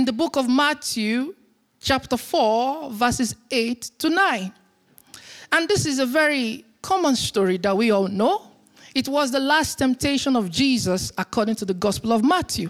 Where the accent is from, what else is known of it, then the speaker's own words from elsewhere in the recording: Nigeria; now in Berlin, Germany; I am from Nigeria.